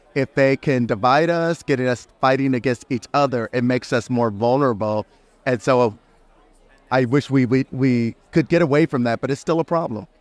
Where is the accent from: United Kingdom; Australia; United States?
United States; I'm from the United States